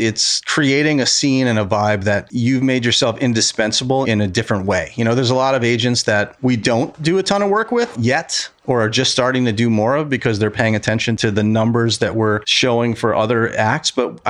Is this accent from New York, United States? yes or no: yes; New York, United States; it was the Concord Hotel. That was my hometown. When I was a kid, it was still open.